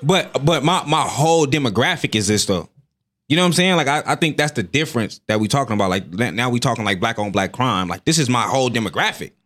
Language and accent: English; United States; I'm from America